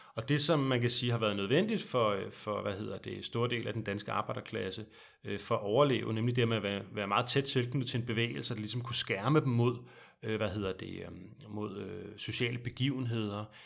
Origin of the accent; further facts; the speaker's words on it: Denmark; som danskere. Vi bor i et meget, meget lille land